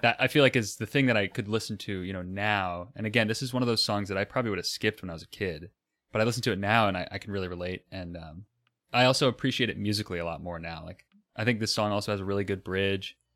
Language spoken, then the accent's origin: English; Florida, United States; I'm from Florida